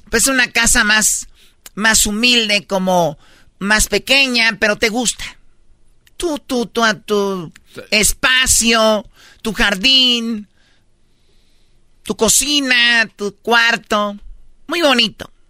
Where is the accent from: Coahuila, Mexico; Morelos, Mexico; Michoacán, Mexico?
Michoacán, Mexico; Soy michoacano hasta el tope. No, no, eso No, ya traemos la sangre.